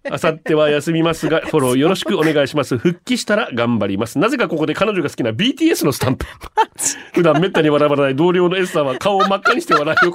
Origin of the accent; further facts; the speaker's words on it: Tohoku, Japan; 東北人ですからね。うんだ。